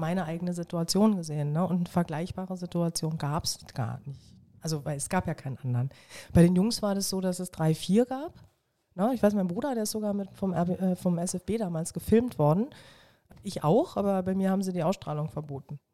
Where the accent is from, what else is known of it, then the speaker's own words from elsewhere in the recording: Berlin, Germany; ich bin ein Südberliner Kind und habe mit dem Fußball an die bunt bemalte Mauer gespielt